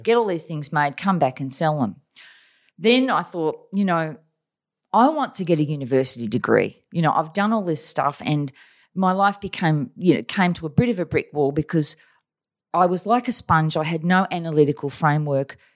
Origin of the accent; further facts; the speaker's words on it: Australia; also born or lived in Taiwan / China; We're Australian.